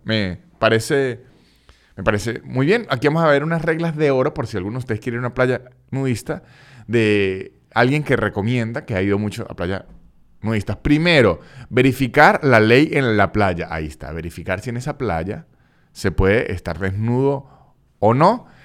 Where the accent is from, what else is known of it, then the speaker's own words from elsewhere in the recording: Táchira, Venezuela; now in Buenos Aires, Argentina; en el estado Táchira, de donde soy yo